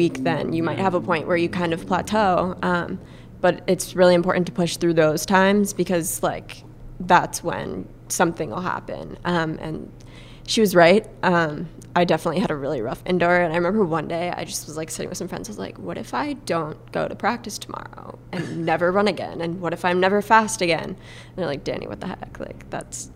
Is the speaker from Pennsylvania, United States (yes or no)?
yes; Pennsylvania, United States; moved away as an adult; now in Georgia, United States; I'm from Pennsylvania